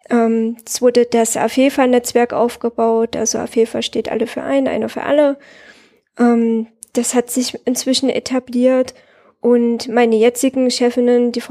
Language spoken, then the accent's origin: German; Herat, Afghanistan; Die kommen aus meiner Heimatstadt Herat